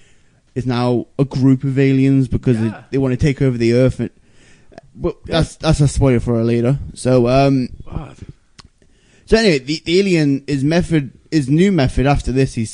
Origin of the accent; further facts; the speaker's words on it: England, United Kingdom; I'm English.